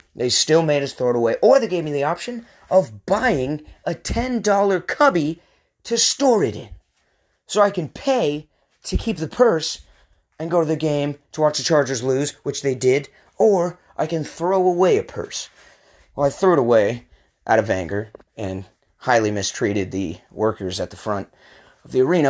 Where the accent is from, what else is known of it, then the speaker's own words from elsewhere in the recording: Portland, Oregon, United States; also born or lived in Redmond, Washington; I was born in the Seattle area, Redmond to be exact. However, I did not spend much time there as I moved to Portland at the young age of two.